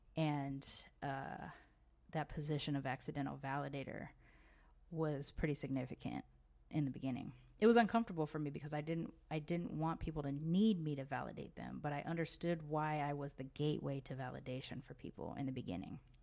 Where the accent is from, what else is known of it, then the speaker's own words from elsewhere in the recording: United States; moved away as an adult; now in Mexico; while I was born in America, I don't feel like I move with an American identity